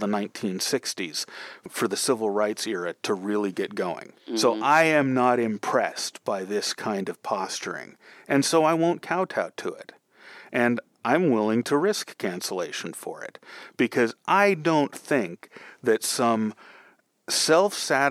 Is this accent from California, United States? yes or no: yes; San Francisco, California, United States; I'm from San Francisco